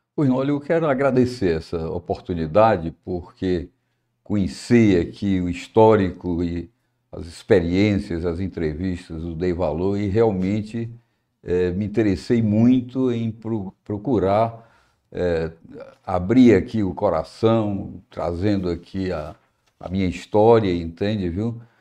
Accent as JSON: {"language": "Portuguese", "town": "Fortaleza", "region": "Ceará", "country": "Brazil", "said": "eu sou de Fortaleza, de uma família muito estruturada"}